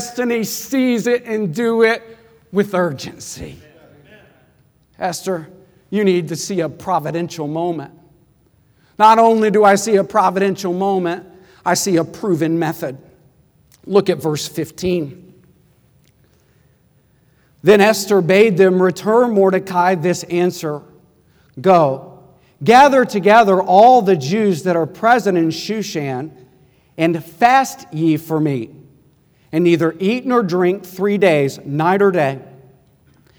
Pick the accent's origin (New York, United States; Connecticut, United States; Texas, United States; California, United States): Texas, United States; Midland; I grew up in Midland, Texas, 6 hours away from Fort Worth